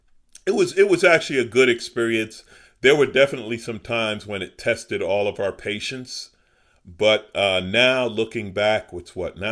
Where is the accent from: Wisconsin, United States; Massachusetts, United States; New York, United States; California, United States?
New York, United States; New York City; moved away as an adult; now in Los Angeles, United States; I grew up in Southeast Queens